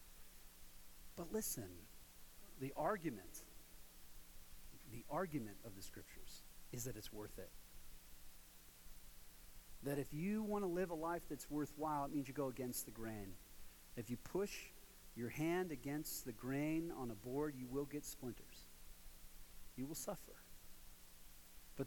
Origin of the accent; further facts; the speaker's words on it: Ohio, United States; now in Colorado, United States; I'm from Ohio.